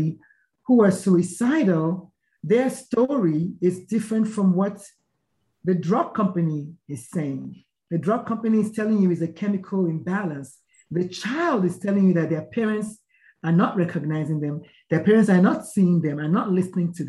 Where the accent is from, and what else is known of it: Nigeria; born or raised there; moved away as an adult; now in United States